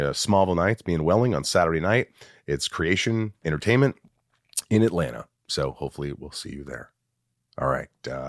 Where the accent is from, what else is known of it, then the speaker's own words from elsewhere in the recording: Sweden; I don't do it Swedish. I'm from Sweden.